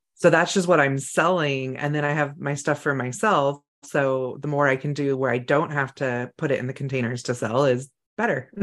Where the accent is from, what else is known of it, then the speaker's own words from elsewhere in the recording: California, United States; I grew up in California